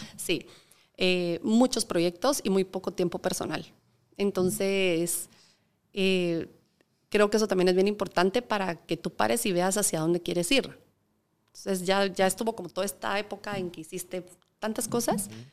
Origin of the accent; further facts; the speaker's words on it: Guatemala; representando Guatemala